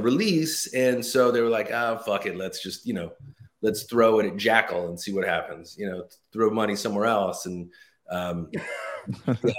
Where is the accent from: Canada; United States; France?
United States; Los Angeles, California; moved away as an adult; now in New Jersey, United States; born and raised in Los Angeles